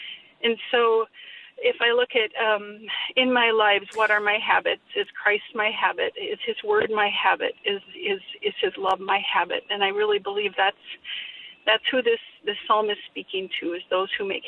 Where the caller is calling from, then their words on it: Minnesota, United States; We listen on your app, and I'm from Western Minnesota, so it's tough to get the radio out here